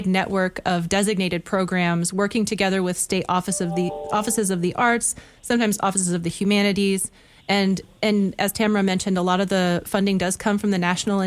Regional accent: northern Indiana, United States; moved away as an adult; also born or lived in Chicago, Illinois / Michigan / Japan; Was born in Chicago, raised in a small community in northern Indiana

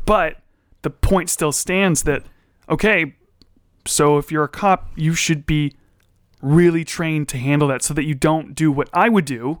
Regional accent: United States; I'm American

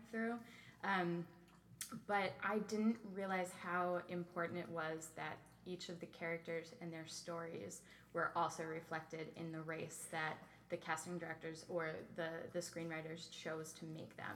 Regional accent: New Freedom, Pennsylvania, United States; I grew up in a town called New Freedom

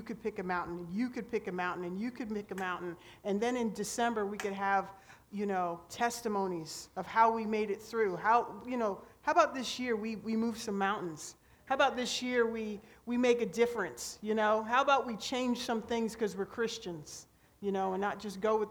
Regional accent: Pennsylvania, United States; now in Homestead, United States; I'm originally from Pennsylvania

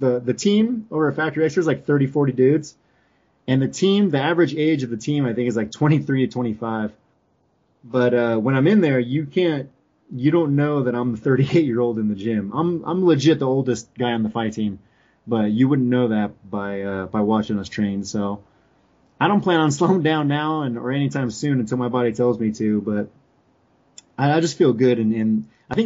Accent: California, United States; moved away as an adult; now in Colorado, United States; I'm from California. Like, I'm born and raised in California

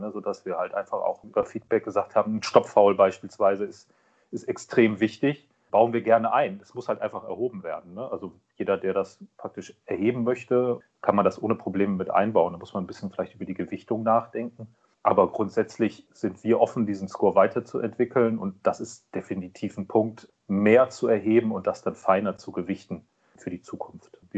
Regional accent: Kiel, Schleswig-Holstein, Germany; born there; Und ich bin gebürtiger Kieler, dann liegt der THW nahe.

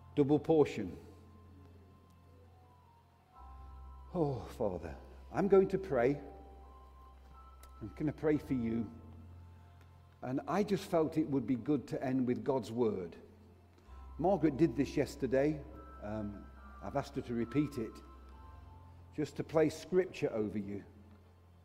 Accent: Derbyshire, East Midlands, United Kingdom; I'm from Derbyshire, and we have a saying, it's better felt than telt

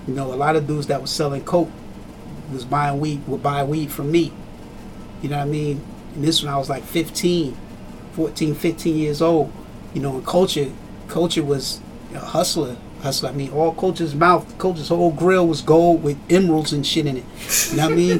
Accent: Trenton, New Jersey, United States; I grew up in Trenton. In Trenton, you know, grew up with a lot of Jamaican heads

